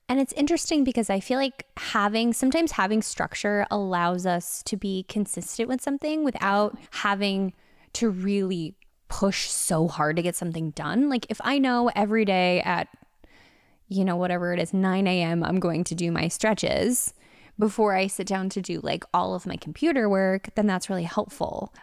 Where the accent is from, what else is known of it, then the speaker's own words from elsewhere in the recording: Connecticut, United States; now in Los Angeles, United States; I'm from Connecticut